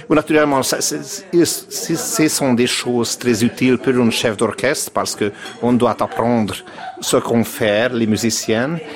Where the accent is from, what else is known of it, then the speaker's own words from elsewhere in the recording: Budapest, Hungary; French is a second language; je suis né à Budapest en 1970. Et j'ai étudié là, à Budapest, euh, dans des écoles